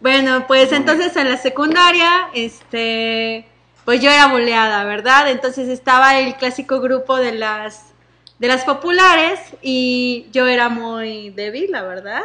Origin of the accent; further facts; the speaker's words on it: Mexico City, Mexico; yo soy del Reclu Norte